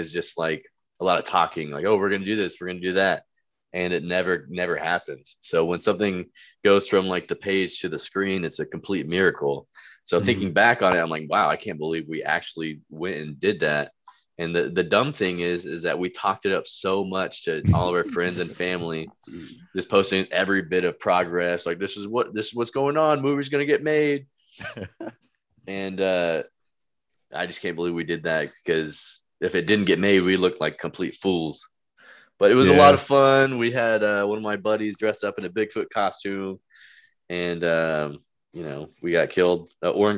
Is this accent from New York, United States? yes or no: no; Tecumseh, Oklahoma, United States; also born or lived in East Texas; I was born in East Texas, and then when I was like four, we moved to Tecumseh, and that's where I lived until I graduated high school.